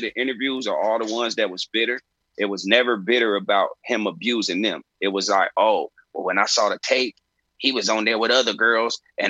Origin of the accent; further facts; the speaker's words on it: Chicago, Illinois, United States; I'm from Chicago.